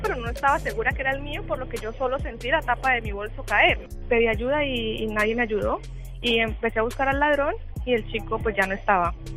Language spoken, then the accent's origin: Spanish; Colombia; now in Barcelona, Spain; nací en Colombia